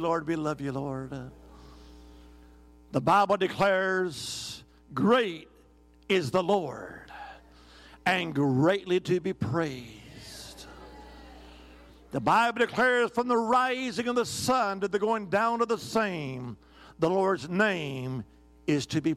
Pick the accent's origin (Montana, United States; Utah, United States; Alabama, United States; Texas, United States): Alabama, United States; originally, I'm from the Holy Land. I am. Alabama